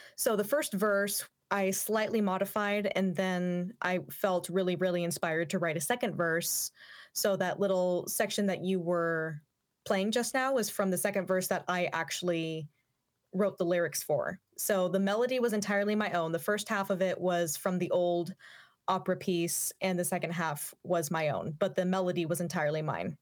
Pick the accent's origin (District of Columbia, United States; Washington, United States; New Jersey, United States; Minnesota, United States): Washington, United States; Yakima; I grew up in the Yakima area, which was literally devoid of any kind of goth scene whatsoever.